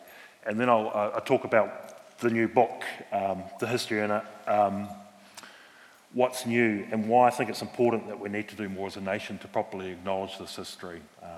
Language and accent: English; Christchurch, Canterbury, New Zealand; I'm from Christchurch myself, from a big working class Irish Catholic family here. I was the ninth of nine kids.